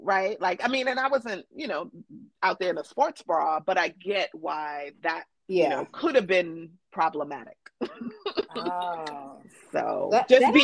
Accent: New York City, New York, United States; we grew up partying in Brooklyn in tents

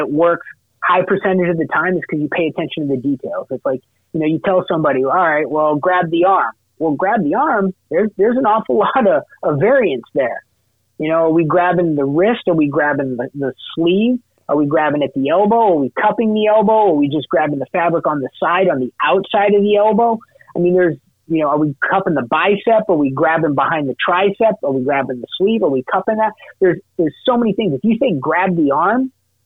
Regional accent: Massachusetts, United States; I'm a masshole, I grew up in Massachusetts

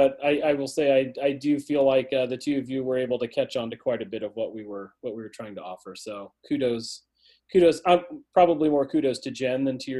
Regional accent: Fairborn, Ohio, United States; moved away as an adult; now in Westfield, United States; I grew up in Fairborn, Ohio, which is just outside of Dayton. It's where I was born and raised. Went to Fairborn High School, then went to college in the Dayton area

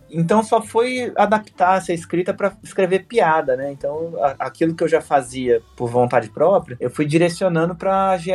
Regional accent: Brasília, Federal District, Brazil; born there; also born or lived in Curitiba; E depois, quando eu mudei para Curitiba, eu, eu, nasci em Brasília

